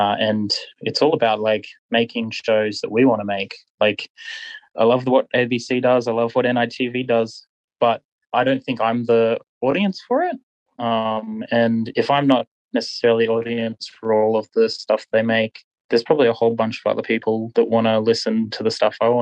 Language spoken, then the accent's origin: English; southeast Queensland, Australia; moved away as an adult; also born or lived in Muswellbrook, New South Wales; I grew up in southeast Queensland in a little country town